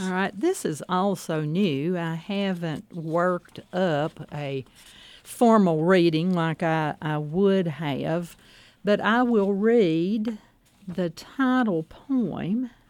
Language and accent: English; Kingsport, Tennessee, United States; I grew up in Kingsport, as close to the Virginia state line as you could get